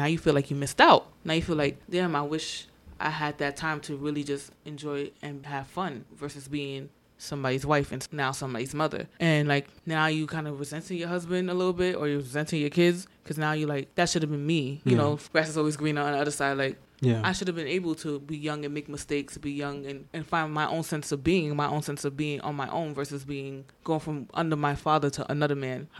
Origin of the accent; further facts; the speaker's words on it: Gambia; now in United States; pretty much expectations of a Gambian woman, and pretty much in most African women. And then also growing up in America, it's the same, pretty much.